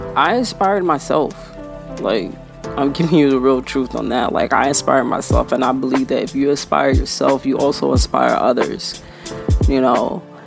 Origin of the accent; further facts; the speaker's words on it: Clearwater, Florida, United States; I was born and raised in Clearwater, Florida